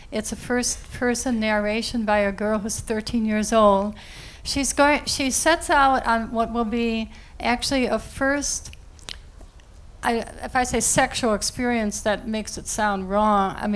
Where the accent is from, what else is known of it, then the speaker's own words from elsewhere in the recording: Princeton, New Jersey, United States; I'm from Princeton, which is a very liberal community.